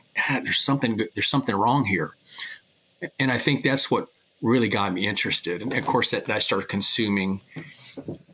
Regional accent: Miami, Florida, United States; I grew up in Miami, Florida, back in the late 60s and early 70s

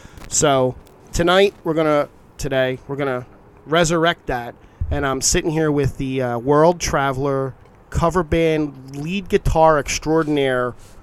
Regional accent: Philadelphia, Pennsylvania, United States; born or raised there

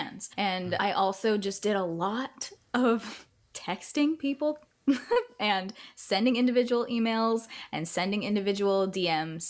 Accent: Northern California near Big Sur, United States; also born or lived in Florida; I grew up in Northern California near Big Sur after moving from Florida.

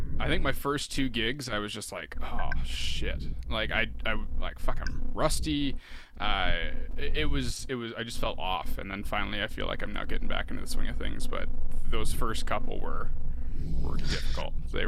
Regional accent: Peterborough, Ontario, Canada; my hometown of Peterborough.

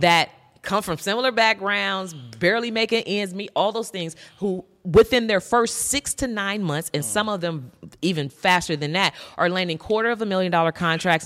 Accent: San Francisco Bay Area, California, United States; I'm from the San Francisco Bay Area

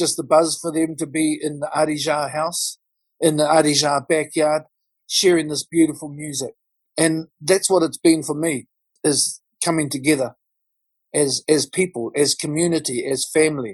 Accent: Auckland, New Zealand; I'm coming from South Auckland. I live in South Auckland

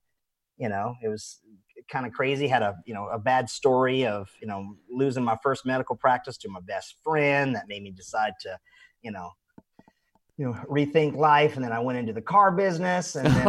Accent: Wilmington, North Carolina, United States; moved away as an adult; also born or lived in Virginia; now in Orlando, United States; I was born in Wilmington, so I'm more of a coasty guy.

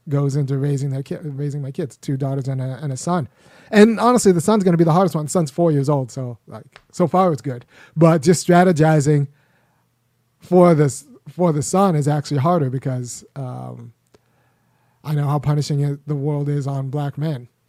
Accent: Los Angeles, California, United States; as a young boy growing up in Los Angeles, I was about three miles away from the eighty-four Olympics. It's in Baldwin Hills.

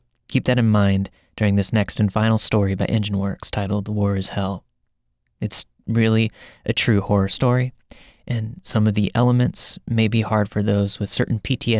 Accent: Kenefick, Texas, United States; also born or lived in Oklahoma; I was raised in Kennefic, Texas, and that we moved there from Oklahoma in November of 1984.

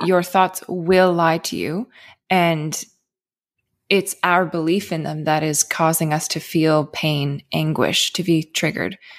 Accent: Cape Breton, Nova Scotia, Canada; I grew up in Cape Breton. It's a very, very small island in Canada

